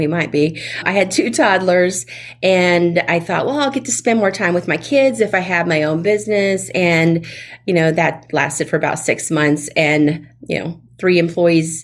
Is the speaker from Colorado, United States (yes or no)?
no; Fort Walton Beach, Florida, United States; accent: Southern; moved away as an adult; now in Tampa Bay area, United States; I am a native of Florida, but I'm originally from the Panhandle, the Florida Panhandle, where the world's most beautiful beaches are, up near Fort Walton Beach